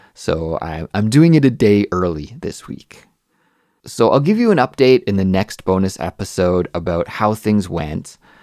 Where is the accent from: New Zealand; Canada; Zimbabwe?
Canada; moved away as an adult; now in Seoul, South Korea; I'm a Canadian English teacher that lives in Seoul, South Korea.